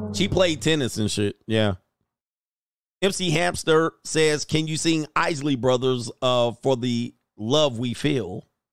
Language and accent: English; Southern California, United States; I grew up in Southern California